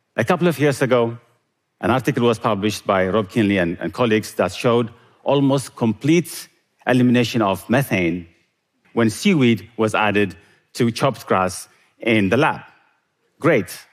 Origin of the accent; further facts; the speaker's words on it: Eritrea; Growing up in Eritrea, I loved milk and meat when we could get it, which wasn't often